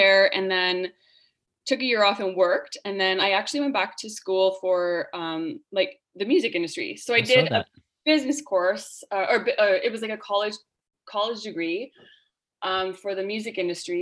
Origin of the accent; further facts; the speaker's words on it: Northern Ontario town, Canada; Hayley and I both grew up in a small Northern Ontario town called Simmons